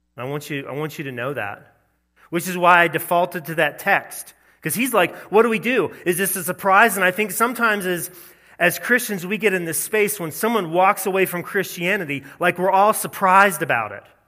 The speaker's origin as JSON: {"language": "English", "region": "the South", "country": "United States", "tie": "born or raised there", "said": "growing up in the South"}